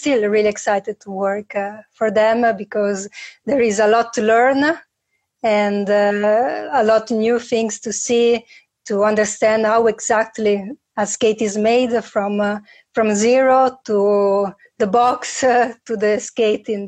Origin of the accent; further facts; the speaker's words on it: Milan, Lombardy, Italy; English is a second language; I've been my whole life in Milano.